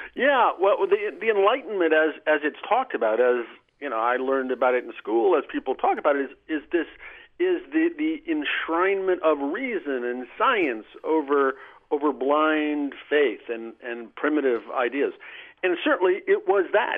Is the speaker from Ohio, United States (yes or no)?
no; Nebraska, United States; the religious people I grew up with in Nebraska